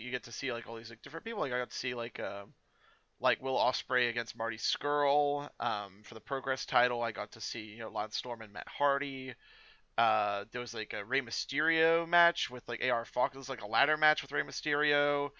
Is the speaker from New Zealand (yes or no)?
yes; New Zealand; moved away; I'm from New Zealand originally